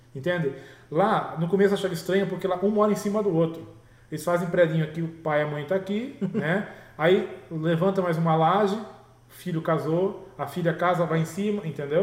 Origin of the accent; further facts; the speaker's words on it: Brazil; moved away; also born or lived in Peru; somos nós brasileiros